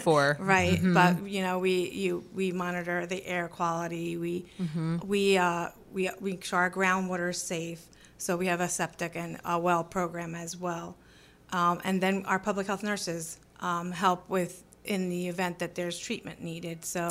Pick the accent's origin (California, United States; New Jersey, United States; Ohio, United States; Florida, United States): New Jersey, United States; Hamilton; moved away as an adult; also born or lived in Stockton; now in Vineland, United States; I am actually from Hamilton. I grew up there.